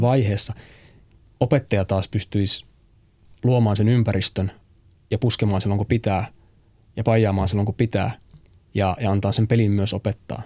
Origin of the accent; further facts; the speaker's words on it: Pieksämäki, South Savo, Finland; moved away; also born or lived in United States; mä oon siis Pieksämäeltä lähtöisin